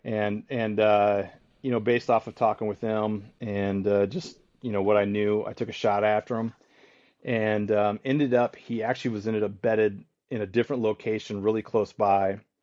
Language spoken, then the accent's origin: English; Michigan, United States; my hometown or my home state